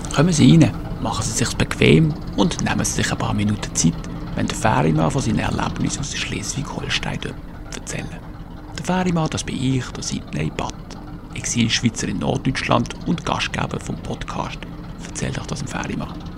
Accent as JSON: {"language": "German", "town": "Birsfelden", "region": "Basel-Landschaft", "country": "Switzerland", "tie": "born or raised there", "moved": "as an adult", "lives_now": "Northern Germany", "said": "ich bin Schweizer, in Basel geboren und in Biersfelden, also Vorderstadt, gross geworden"}